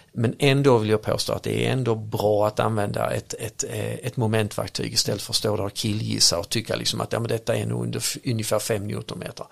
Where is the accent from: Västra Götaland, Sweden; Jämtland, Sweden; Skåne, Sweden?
Skåne, Sweden; Örkelljunga; accent: Scanian; Jag kommer från Akerljunga